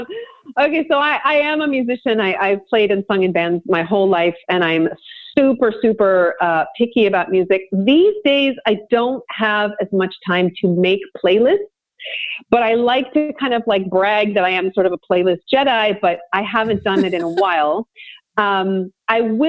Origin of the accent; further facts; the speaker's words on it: Vancouver, British Columbia, Canada; I'm from Vancouver, BC. I mean, I grew up two blocks from the beach